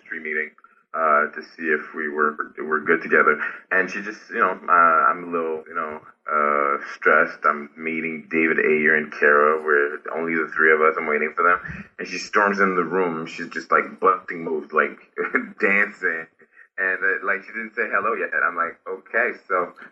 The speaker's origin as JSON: {"language": "English", "country": "Haiti", "second_language": "English", "moved": "yes", "said": "I'm from Haiti, I'm Haitian."}